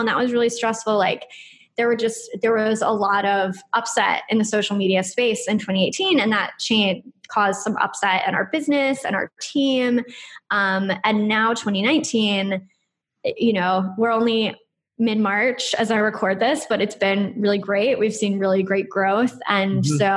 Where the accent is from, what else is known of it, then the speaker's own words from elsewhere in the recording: United States; moved away as an adult; now in Brighton, United Kingdom; I'm American and I'm living here in the UK